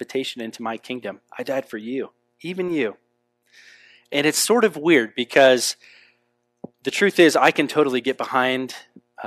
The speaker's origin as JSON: {"language": "English", "country": "United States", "tie": "born or raised there", "also_born_or_lived": "Europe", "said": "I love this country. This is where I was born"}